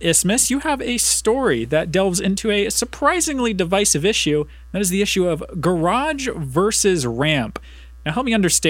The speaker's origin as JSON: {"language": "English", "region": "Indiana", "country": "United States", "moved": "yes", "lives_now": "Madison, United States", "said": "I'm not from Madison, not from Wisconsin at all. I'm from Indiana, and I call them parking garages."}